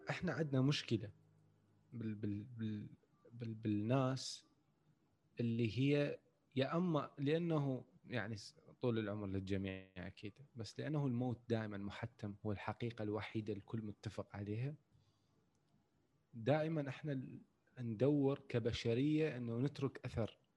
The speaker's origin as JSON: {"language": "Arabic", "country": "Iraq", "said": "احنا هذا الموضوع اصلا ما عندنا بالعراق يعني مع الاسف انه هذا الموضوع اصلا ما موجود عندنا بالعراق"}